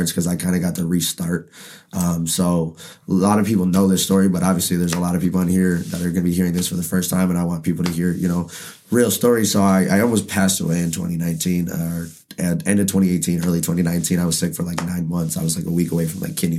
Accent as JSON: {"language": "English", "town": "Pontiac", "region": "Michigan", "country": "United States", "tie": "born or raised there", "said": "I'm from Pontiac, grew up on the north side. Baldwin baby"}